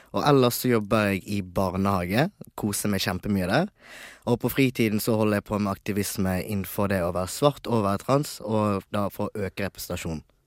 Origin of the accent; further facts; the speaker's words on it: Bergen, Vestland, Norway; also born or lived in Tanzania; Jeg vokste opp i Bergen, som sagt, og jeg bodde i Nygårdsgaten